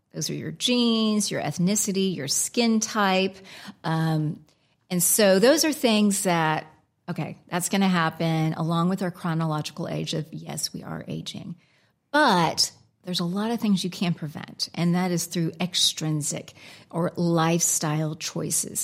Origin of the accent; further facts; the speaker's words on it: United States; accent: American; moved away as an adult; also born or lived in Alaska; now in England, United Kingdom; my American accent